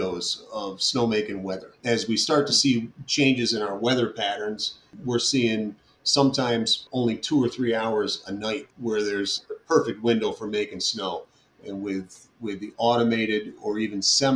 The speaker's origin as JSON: {"language": "English", "town": "New Paltz", "region": "New York", "country": "United States", "tie": "born or raised there", "said": "I grew up outside in the Catskills, you know, outside of New Paltz, New York"}